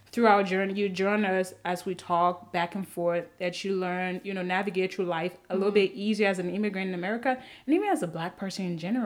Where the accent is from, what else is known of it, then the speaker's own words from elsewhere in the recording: Côte d’Ivoire; first language French; English is a second language; also born or lived in Liberia; now in United States; I'm a Liberian by parents, but I was originally born in Ivory Coast, so French was my first language.